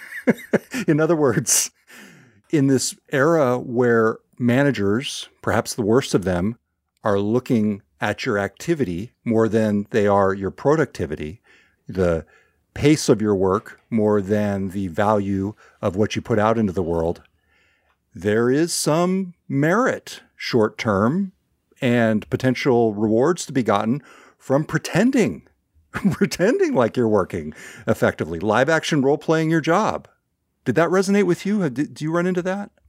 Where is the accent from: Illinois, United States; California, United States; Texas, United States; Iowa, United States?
California, United States; Northern; moved away; my hometown in Northern California, where I've been spending a little more time with my parents